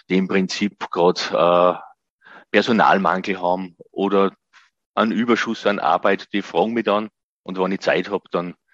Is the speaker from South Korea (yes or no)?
no; Gosau, Upper Austria, Austria; habe dann ein Nachbar von mir in meinem Heimatort Gosau im Salzkammergut hat ein Planungsbüro für Elektrotechnik und Brandschutz gehabt.